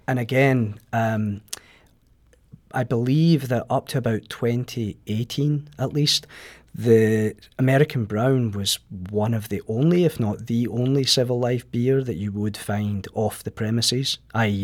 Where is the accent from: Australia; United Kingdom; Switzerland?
United Kingdom; Scotland; moved away as an adult; now in St. Louis, United States; maybe tell by my accent that I'm not originally from Saint Louis. Um, I come from Scotland, moved here about five years ago.